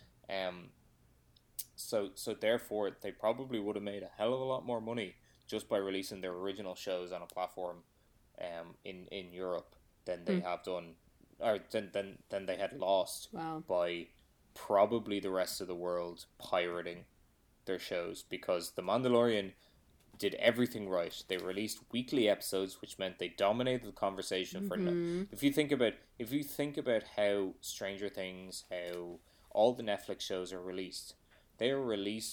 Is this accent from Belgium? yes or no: no; Ireland